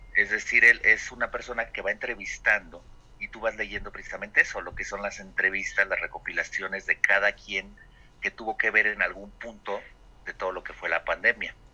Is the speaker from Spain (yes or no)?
no; Mexico; nuestra participación como mexicanos